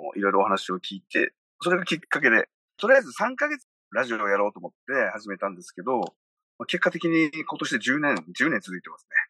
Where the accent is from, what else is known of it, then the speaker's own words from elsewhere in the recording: Okinawa, Japan; 生まれも育ちも沖縄県。